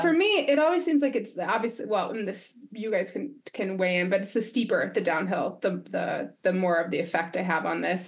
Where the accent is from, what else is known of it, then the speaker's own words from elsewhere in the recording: Quebec, Canada; I'm from Quebec region